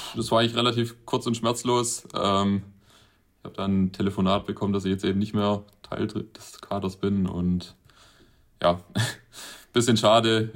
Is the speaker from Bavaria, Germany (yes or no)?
no; Winden, Baden-Württemberg, Germany; in Winden statt, ähm, praktisch in meiner Heimatstadt